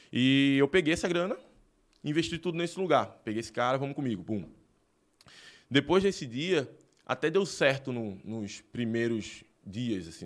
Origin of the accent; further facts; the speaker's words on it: Recife, Pernambuco, Brazil; now in Rio Grande do Sul, Brazil; Recife, Pernambuco, né? E no bairro ali da, da. Acho que foi no Hospital das Clínicas, eu tô falando até onde eu nasci